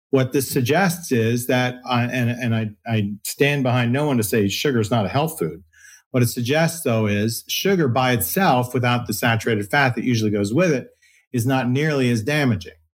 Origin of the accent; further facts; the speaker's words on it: Philippines; I was born in the Philippines